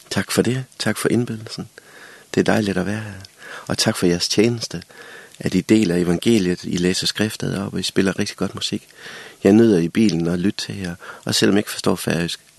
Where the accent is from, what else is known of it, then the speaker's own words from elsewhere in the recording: Central Denmark Region, Denmark; jeg er født og vokset i Vestjylland, der blæser det jo også i Danmark.